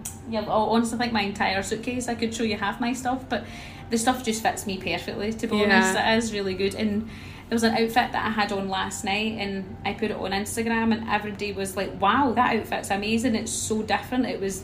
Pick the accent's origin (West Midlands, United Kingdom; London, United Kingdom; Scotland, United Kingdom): Scotland, United Kingdom; I'm 34 years old, and I'm from Scotland.